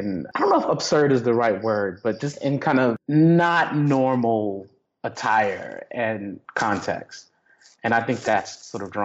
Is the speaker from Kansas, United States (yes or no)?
no; Texas, United States; I grew up Baptist in Texas